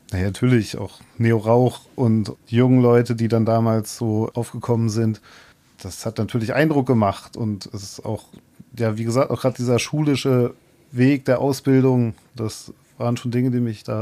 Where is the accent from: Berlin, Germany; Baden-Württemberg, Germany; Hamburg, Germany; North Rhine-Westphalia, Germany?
Berlin, Germany; ich bin ja aus Berlin übergesiedelt und als ich hergekommen bin, habe ich natürlich schon gedacht, dass man nach dem Studium dann eventuell auch wieder zurückgeht.